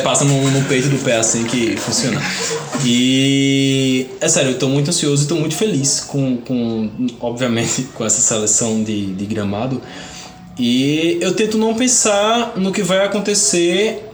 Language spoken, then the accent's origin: Portuguese; interior of the Northeast, Northeast Region, Brazil; eu nasci pobre, gay, nordestino, no Brasil.